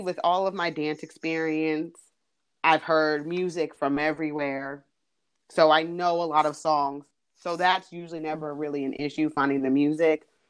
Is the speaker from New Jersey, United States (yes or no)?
yes; New Jersey, United States; moved away as an adult; now in North Carolina, United States; I am originally from New Jersey, but have been in North Carolina since 2001. Uh, I came to college down here and stayed